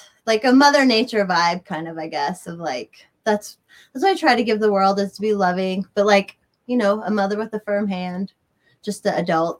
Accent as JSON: {"language": "English", "region": "Colorado", "country": "United States", "tie": "born or raised there", "also_born_or_lived": "Berwyn, Illinois", "said": "I luckily got to grow up there. So my parents moved there from Chicago. So I got to grow up on 10 acres of like mostly forested out in the boonies land."}